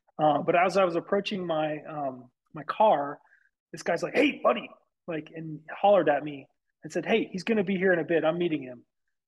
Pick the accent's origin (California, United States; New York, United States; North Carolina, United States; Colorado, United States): Colorado, United States; outside of Denver; moved away as an adult; So I grew up outside of Denver, Colorado.